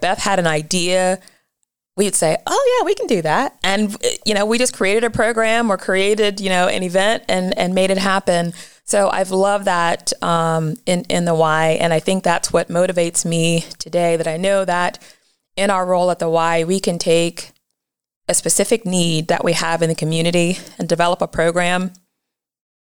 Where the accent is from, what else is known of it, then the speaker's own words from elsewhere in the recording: Massillon, Ohio, United States; I was born and raised in Massillon, Ohio.